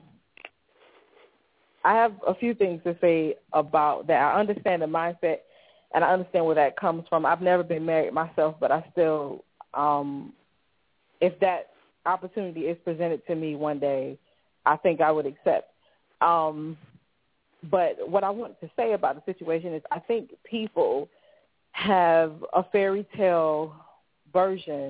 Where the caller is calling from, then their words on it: Columbia, South Carolina, United States; I'm calling from Columbia, South Carolina